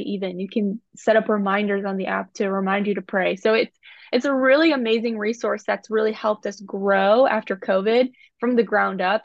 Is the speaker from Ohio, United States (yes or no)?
no; Indiana, United States; I was born in Indiana